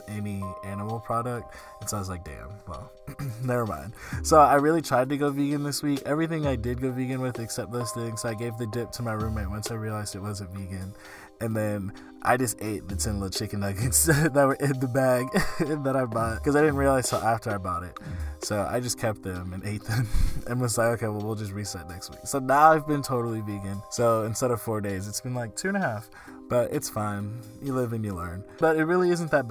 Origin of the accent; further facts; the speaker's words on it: the South, United States; I grew up in the South